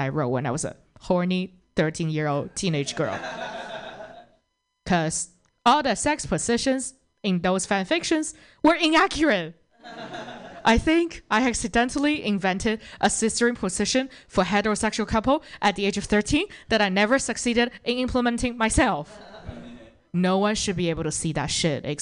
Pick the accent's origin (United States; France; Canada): Canada; Toronto, Ontario; I'm actually from Toronto